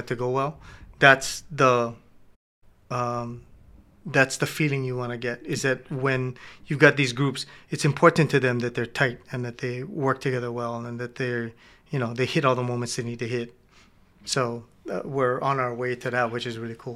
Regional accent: Hilo, Hawaii, United States; I grew up in Kwana and Hilo

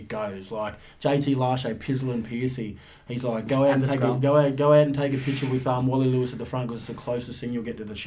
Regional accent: Queensland, Australia; I'm a Queenslander

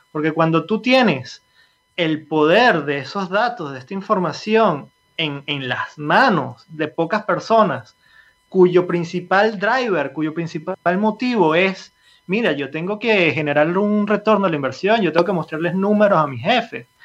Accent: Venezuela; moved away as an adult; also born or lived in Italy; me fui de, Venezuela, yo soy venezolano, me fui en Venezuela en el 2007, un poco escapando de la situación política, económica y previendo un poco hacia dónde iba todo eso. Me fui para Italia

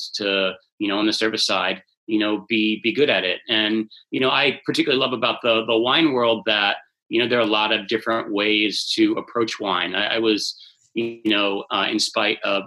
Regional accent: Bethesda, Maryland, United States; I grew up in Bethesda

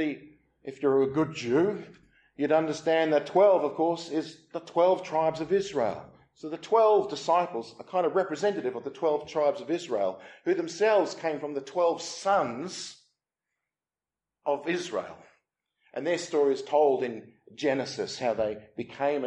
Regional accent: Australia; now in England; I'm from Australia, my wife's from South Africa

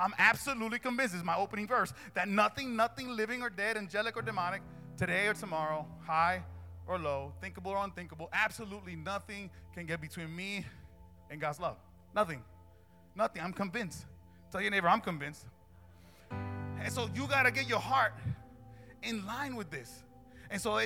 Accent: Newark, New Jersey, United States; I grew up in Newark

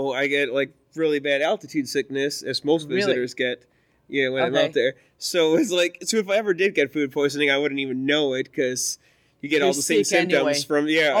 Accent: Rockford, Illinois, United States; I'm from Rockford, Illinois, which is the next town over.

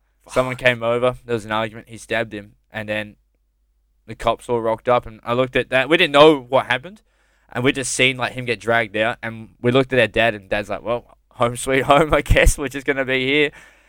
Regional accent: Campbelltown, New South Wales, Australia; now in Melbourne, Australia; so when we moved from Sydney, well, from Campbelltown to...

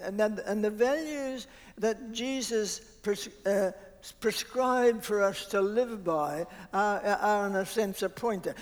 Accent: New Zealand; also born or lived in Australia; I was brought up mainly in Southland and Otago

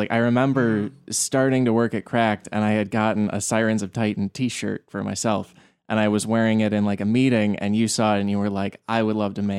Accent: Illinois, United States; I'm from Illinois.

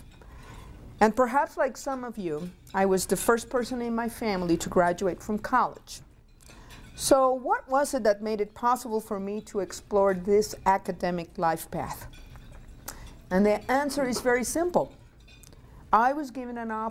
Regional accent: Mayagüez, Puerto Rico; English is a second language; moved away as an adult; also born or lived in New Mexico; now in Montana, United States; I was born and raised in Puerto Rico. If you detect an accent, it's the mic.

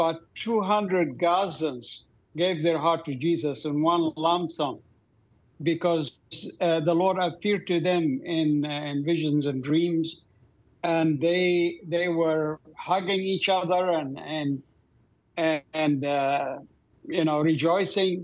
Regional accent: Doha, Qatar; moved away; I grew up in Doha, Qatar.

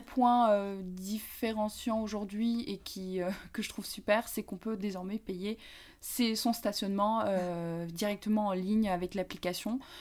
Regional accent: Paris, Île-de-France, France; moved away as an adult; also born or lived in Grenoble; now in Dijon, France; Je viens de Paris où euh, j'ai grandi jusqu'à mes 20 ans

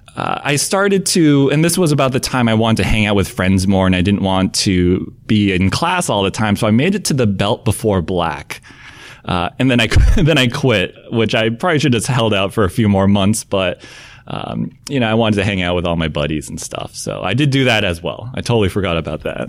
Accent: Southern Maine, United States; moved away; I think people think I grew up in some big city, uh, but grew up in Southern Maine

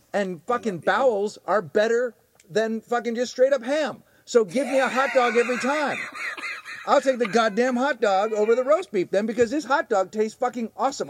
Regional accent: Canada; We're from Canada.

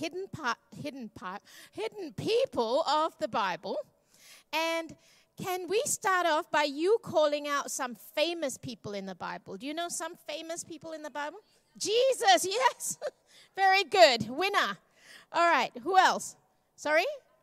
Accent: Malaysia; I'm Malaysian Chinese

